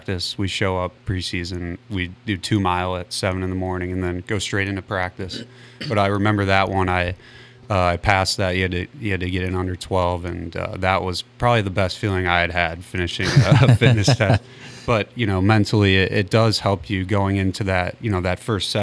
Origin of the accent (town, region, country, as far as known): St. Louis, Missouri, United States; born or raised there